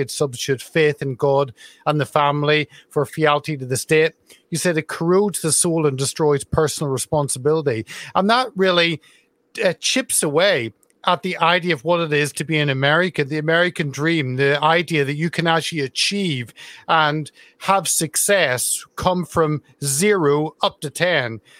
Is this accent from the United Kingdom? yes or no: yes; Carrickfergus, Northern Ireland, United Kingdom; Carrickfergus, my hometown in Northern Ireland.